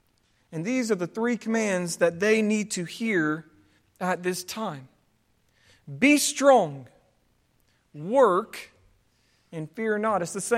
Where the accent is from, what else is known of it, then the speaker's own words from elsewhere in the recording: Southern United States, United States; born there; I was born in the South, therefore I'm a Christian. Basically, if you're born below the Mason-Dixon line, you're automatically going to heaven.